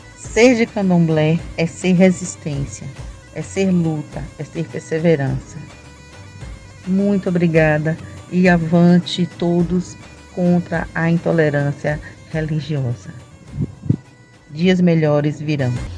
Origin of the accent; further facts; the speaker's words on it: Salvador, Bahia, Brazil; Eu sou de Salvador, Bahia